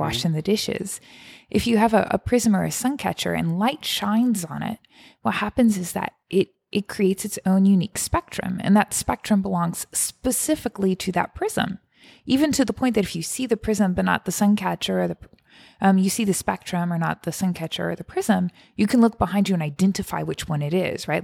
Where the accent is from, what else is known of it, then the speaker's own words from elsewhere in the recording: Cajun, Louisiana, United States; also born or lived in Rome; now in New Orleans, United States; I am Cajun